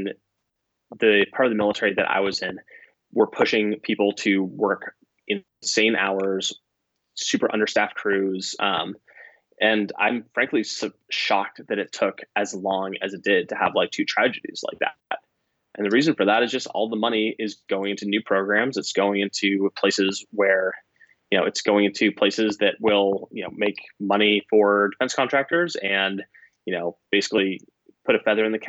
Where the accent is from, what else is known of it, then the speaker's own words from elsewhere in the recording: United States; as an American